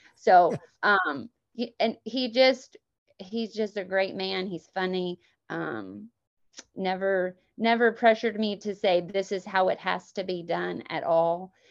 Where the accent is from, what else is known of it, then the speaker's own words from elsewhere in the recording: Emporia, Kansas, United States; moved away as an adult; now in Lake Wales, United States; grew up in Emporia, Kansas